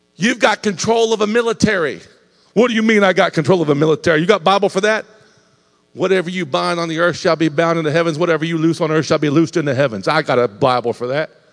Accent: Ohio, United States; now in Indiana, United States; I was raised in Ohio.

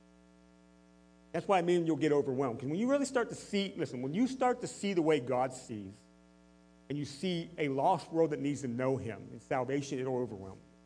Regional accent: United States; I am living as a productive citizen, as an American citizen

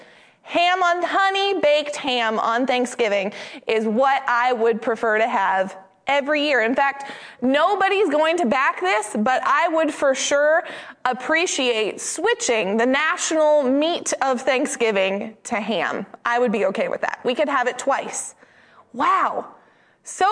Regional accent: Maine, United States; I am from Maine

